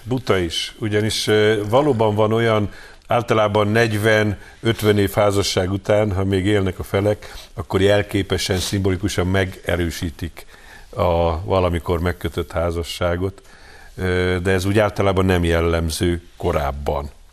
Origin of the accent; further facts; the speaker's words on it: Hungary; magyarok vagyunk, és úgy vagyunk európaiak